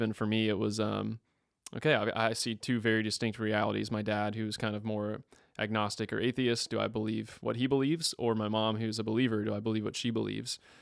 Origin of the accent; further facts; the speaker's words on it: Tallahassee, Florida, United States; moved away as an adult; also born or lived in Mississippi; I'm from Tallahassee, Florida.